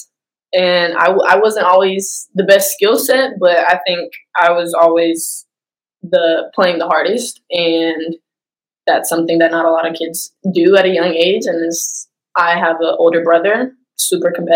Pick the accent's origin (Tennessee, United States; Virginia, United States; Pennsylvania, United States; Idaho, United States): Tennessee, United States; Nashville; I was born in Nashville, Tennessee, so I lived there growing up